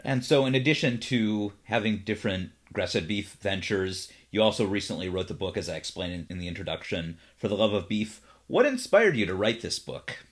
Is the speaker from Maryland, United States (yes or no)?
no; Cleveland, Ohio, United States; now in Los Angeles, United States; I'm originally from Cleveland